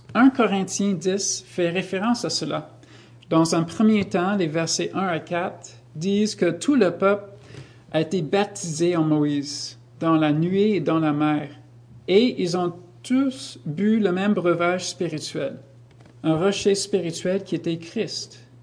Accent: United States; now in Canada; je viens des États-Unis

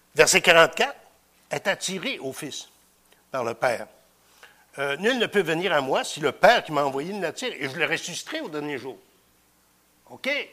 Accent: Victoriaville, Quebec, Canada; je viens de Victoriaville

